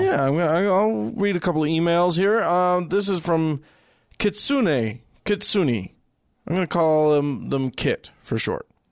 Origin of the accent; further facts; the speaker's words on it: United States; As an American who went to India